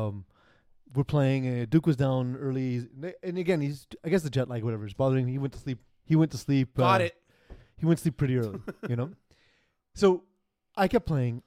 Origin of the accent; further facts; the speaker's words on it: Montreal, Quebec, Canada; I'm from Montreal.